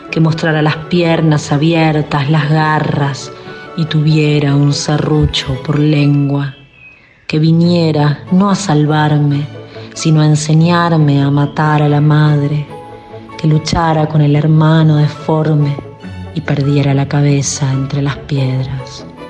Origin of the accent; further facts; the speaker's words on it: La Pampa, Argentina; now in Costa Rica; de La Pampa, pero ahora viviendo en Costa Rica